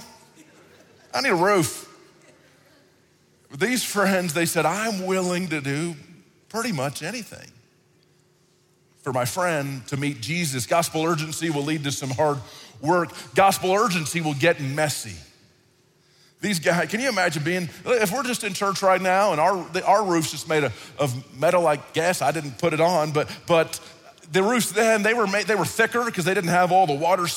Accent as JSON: {"language": "English", "town": "Dallas", "region": "Texas", "country": "United States", "tie": "born or raised there", "said": "the church I grew up in Dallas, giant church downtown Dallas, and I did not love church as a kid"}